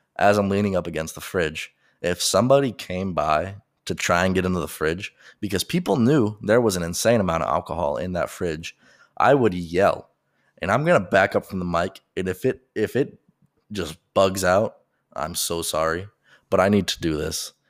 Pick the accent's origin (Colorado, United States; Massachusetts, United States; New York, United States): Colorado, United States; Colorado Springs; moved away as an adult; also born or lived in Oklahoma; I'm from Colorado, and I'm from Colorado Springs, which is a up-and-coming city